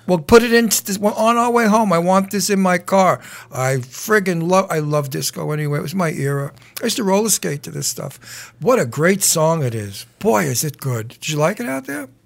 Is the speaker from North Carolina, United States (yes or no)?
no; New York City, New York, United States; I was from Brooklyn